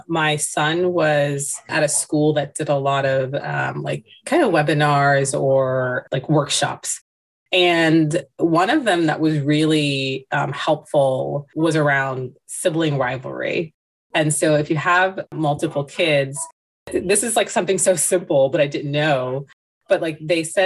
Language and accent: English; United States; I am of Indian descent. I was born here